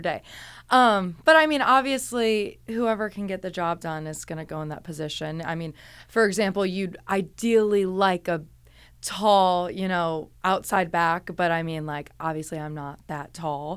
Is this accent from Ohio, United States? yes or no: yes; Cleveland, Ohio, United States; moved away as an adult; also born or lived in Pittsburgh; I'm from Cleveland, Ohio